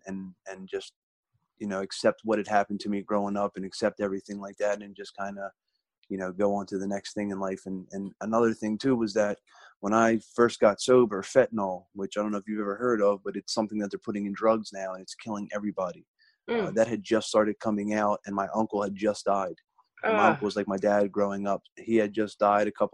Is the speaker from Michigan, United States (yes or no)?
no; Delaware, United States; my home state of Delaware